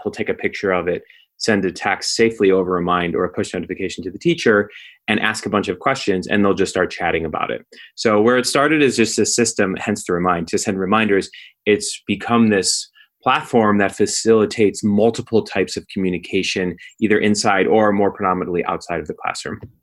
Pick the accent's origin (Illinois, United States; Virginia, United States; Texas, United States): Illinois, United States; Skokie; I grew up in Skokie, Illinois. It's a suburb of Chicago